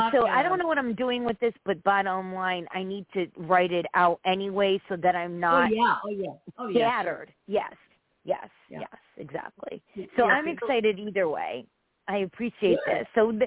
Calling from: Connecticut, United States

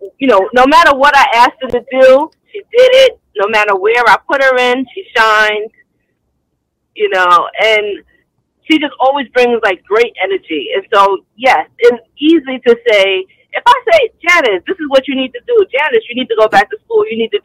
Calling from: Hampton, Georgia, United States; I'm calling from Hampton, Georgia.

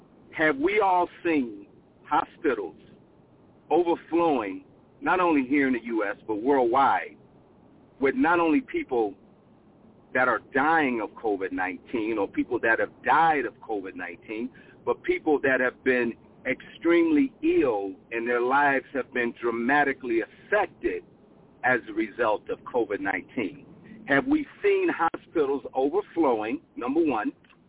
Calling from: Phoenix, Arizona, United States; I'm calling from Phoenix, Arizona.

